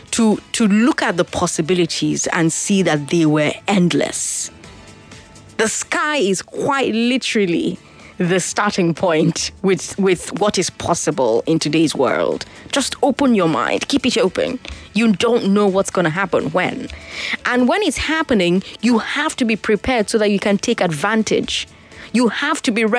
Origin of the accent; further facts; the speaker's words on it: Nigeria; As a Nigerian woman who MCs events, weddings, dinners, luncheons